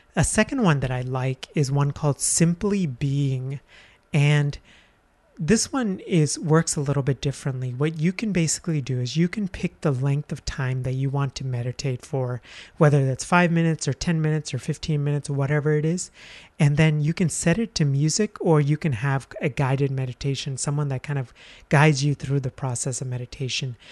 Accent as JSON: {"language": "English", "country": "India", "tie": "born or raised there", "moved": "yes", "said": "I'm from India"}